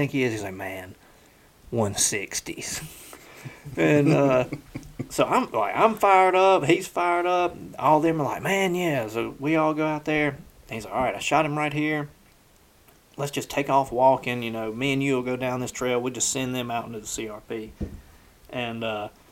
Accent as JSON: {"language": "English", "region": "the South", "country": "United States", "said": "we're from the South"}